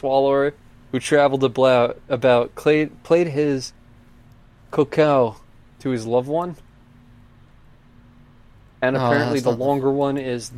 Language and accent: English; Ireland; I'm Irish. I don't speak Gaelic.